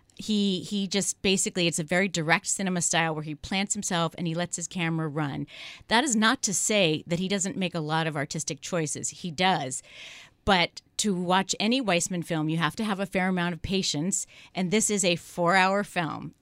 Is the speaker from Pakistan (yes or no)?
no; San Francisco, California, United States; I'm from San Francisco